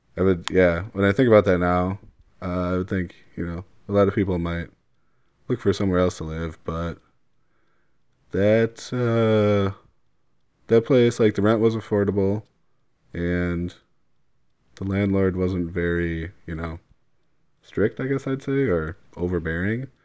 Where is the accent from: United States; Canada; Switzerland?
United States; Wauwatosa, Wisconsin; growing up in Wauwatosa